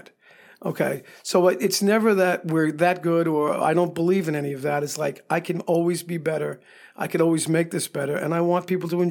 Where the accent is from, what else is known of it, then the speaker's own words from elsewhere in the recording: New York, United States; also born or lived in Miami / California / Las Vegas; now in Hot Springs, United States; From growing up in New York and having lived in Miami and California and Las Vegas